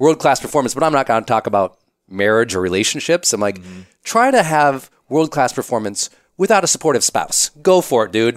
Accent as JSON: {"language": "English", "region": "Montana", "country": "United States", "said": "I'm from Montana. We're pretty private there"}